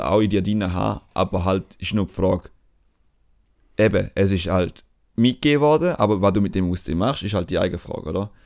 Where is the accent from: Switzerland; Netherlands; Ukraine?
Switzerland; die Beschaffenheit von der Schweiz, so uns als Schweizer mhm. definiert hat